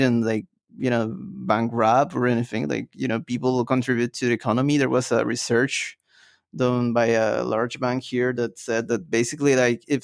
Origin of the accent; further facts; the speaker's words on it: Peru; I'm from Peru